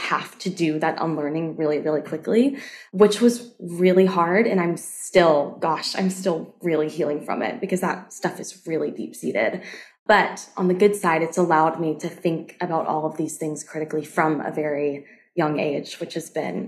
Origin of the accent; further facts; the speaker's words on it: the South, United States; I have lots of friends who had a very similar childhood to me, as growing up in the South, unlearning a lot of that type of purity, modesty culture